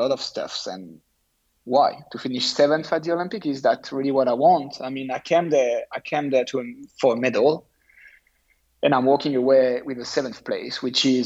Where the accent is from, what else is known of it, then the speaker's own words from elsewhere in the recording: France; my home country